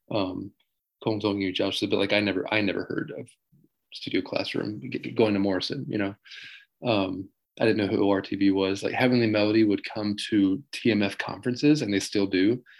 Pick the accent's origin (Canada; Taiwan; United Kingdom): Taiwan; Taichung; also born or lived in New Jersey, United States / Taipei; I was born in New Jersey, but I don't really remember it at all because um, my parents came out here when they were when I was four months old. So, yeah, I grew up in Taichung mostly, and then a little bit in Taipei